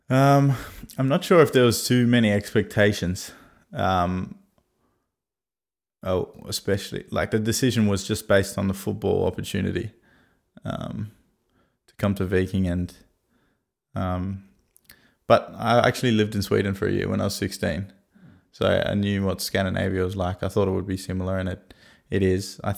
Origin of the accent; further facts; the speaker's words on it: Sydney, New South Wales, Australia; also born or lived in Brisbane; I was born in Brisbane, which is in Queensland, and then moved moved to Sydney when I was four or five, and uh, grew up on the northern beaches of Sydney.